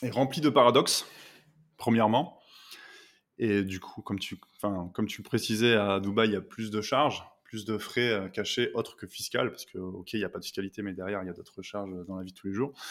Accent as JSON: {"language": "French", "region": "northern France", "country": "France", "said": "parce que moi je suis originaire du nord de la France"}